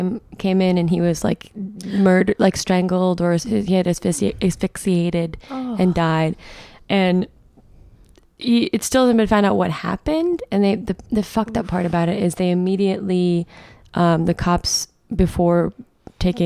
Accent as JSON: {"language": "English", "region": "upstate New York", "country": "United States", "tie": "born or raised there", "moved": "yes", "said": "I'm from New York"}